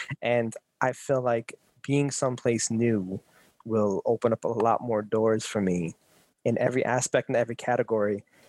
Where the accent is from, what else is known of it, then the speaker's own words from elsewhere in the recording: New York City, New York, United States; Again, I was born and raised here in Brooklyn, New York.